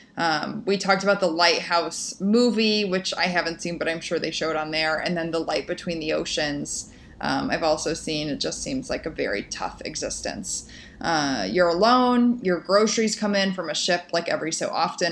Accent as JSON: {"language": "English", "region": "Midwest", "country": "United States", "tie": "born or raised there", "said": "growing up in the Midwest"}